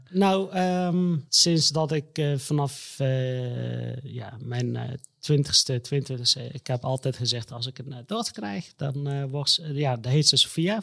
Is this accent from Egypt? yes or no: yes; Egypt; moved away; ik kom uit Egypte. Daar mhm. ben ik ook geboren.